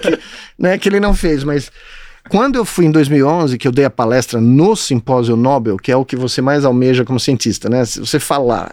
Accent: São Paulo, Brazil; moved away as an adult; also born or lived in United States; Tava jogando bola na rua Chanés, em Moema, um pouquinho tempo atrás, né? Aqui onde eu cresci

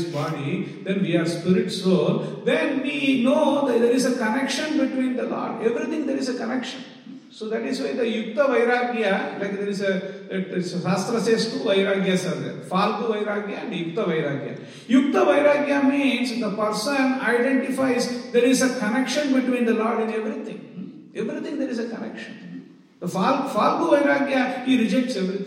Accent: India; This birth we have taken in the Indian soil.

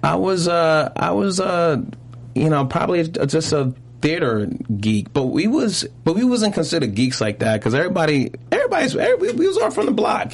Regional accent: New York City, New York, United States; also born or lived in Brooklyn / Harlem; I also grew up in Harlem. I always say I always say I'm from Brooklyn, Brooklyn and Harlem, because uh-huh. I moved to Harlem when I was 12

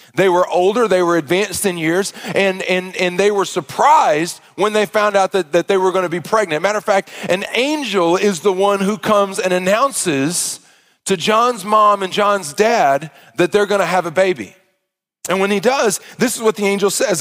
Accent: Arkansas, United States; I grew up in the South in a Baptist church

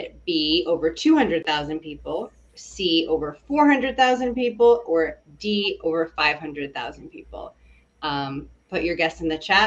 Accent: Kansas, United States; moved away; the state where I grew up in Kansas

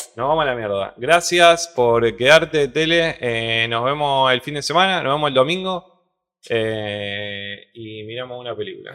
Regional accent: Argentina; soy argentino

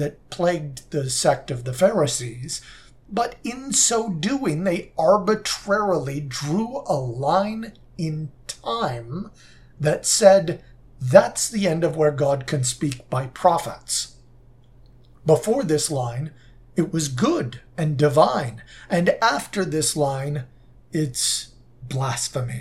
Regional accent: Southern California, United States; when I was growing up in Southern California

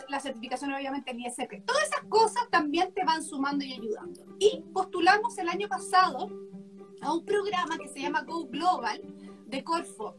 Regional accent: Chile; nosotros todos somos chilenos, los, socios de Cumico

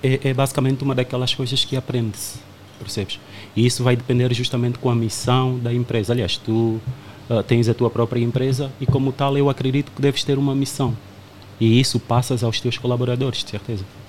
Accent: Angola; moved away as an adult; now in Portugal; eu sou angolano

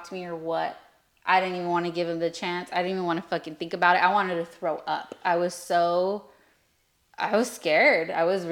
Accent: Lemoore, California, United States; born or raised there

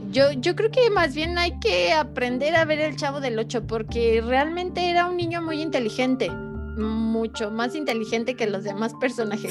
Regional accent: Mexico; estoy muy orgullosa de ser mexicana

